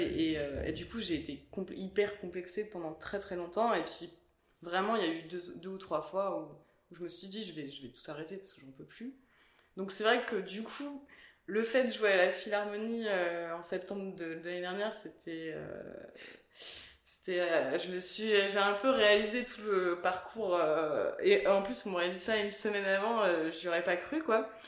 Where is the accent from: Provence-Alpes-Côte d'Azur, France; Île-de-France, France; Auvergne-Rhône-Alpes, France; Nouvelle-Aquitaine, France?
Île-de-France, France; Stains; moi j'ai grandi à Stein dans le 93